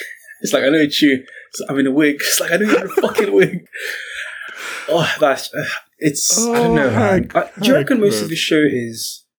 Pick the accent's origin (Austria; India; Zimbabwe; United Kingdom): United Kingdom; I'm British.